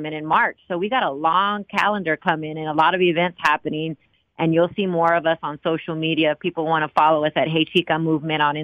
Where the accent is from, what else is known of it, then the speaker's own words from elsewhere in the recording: Austin, Texas, United States; now in Dallas, United States; I'm from Austin